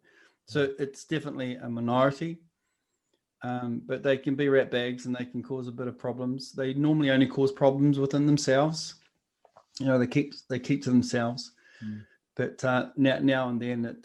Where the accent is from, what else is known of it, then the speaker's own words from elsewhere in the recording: Napier, Hawke's Bay, New Zealand; I'm Ngāti Kahanunu, and I was brought up in Hawke's Bay and Marae Nui, which is the sort of lower socioeconomic area of Napier, the Hawke's Bay.